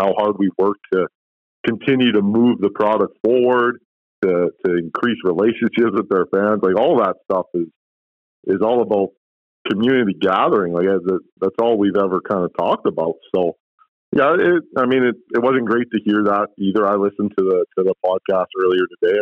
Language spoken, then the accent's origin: English; Edmonton, Alberta, Canada; also born or lived in Vancouver Island; I've been an Edmontonian my whole life. I've lived elsewhere, but Edmonton's my hometown. I'm from here and I love Edmonton.